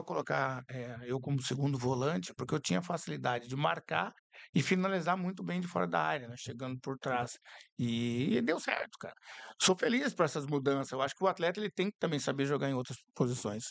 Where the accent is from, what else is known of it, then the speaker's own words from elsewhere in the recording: Curitiba, Paraná, Brazil; sou de Curitiba